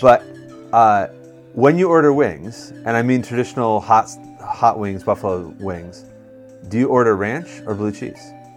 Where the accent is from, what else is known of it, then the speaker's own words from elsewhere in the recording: Western New York, United States; moved away as an adult; I'm from Western New York